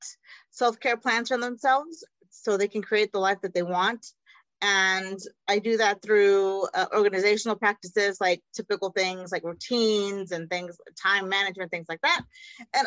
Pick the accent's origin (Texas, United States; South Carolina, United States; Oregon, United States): Texas, United States; Austin; My parents are from Mexico, and I was born in Austin because that's where they met.